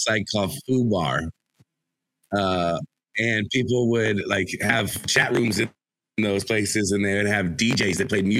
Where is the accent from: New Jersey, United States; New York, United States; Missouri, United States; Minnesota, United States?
Missouri, United States; St. Louis; now in Texas, United States; And I was like an hour from the city. But I'm from St. Louis